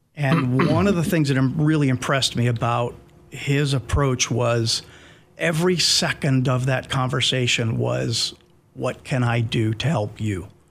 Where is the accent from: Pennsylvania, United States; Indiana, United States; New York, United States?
Pennsylvania, United States; moved away as an adult; now in Clarksville, United States; my home state of Pennsylvania